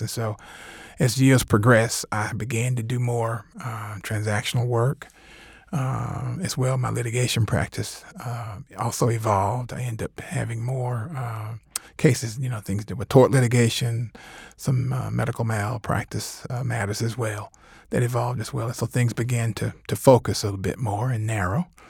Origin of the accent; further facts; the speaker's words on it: Covington, Georgia, United States; also born or lived in Atlanta; I grew up in Covington, but vowed I never wanted to go back there to practice